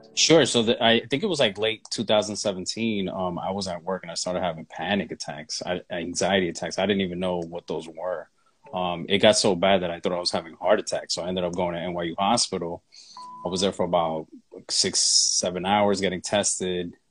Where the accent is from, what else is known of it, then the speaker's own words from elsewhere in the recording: New York City, New York, United States; moved away as an adult; now in Atlanta, United States; I am a native of New York. I mean, I've lived there like 30 plus years